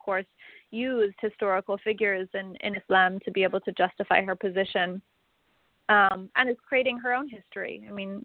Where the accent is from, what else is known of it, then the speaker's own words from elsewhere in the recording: Salt Lake City, Utah, United States; I grew up in Salt Lake City, Utah